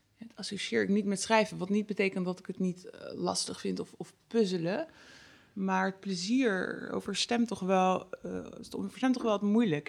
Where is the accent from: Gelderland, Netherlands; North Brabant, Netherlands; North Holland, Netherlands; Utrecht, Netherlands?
North Brabant, Netherlands; bij ons in Brabant.